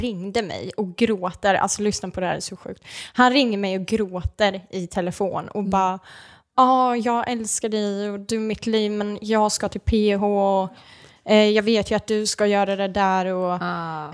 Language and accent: Swedish; Norrköping, Östergötland, Sweden; moved away as an adult; also born or lived in Malmö; now in Gothenburg, Sweden; Åker hem till Norrköping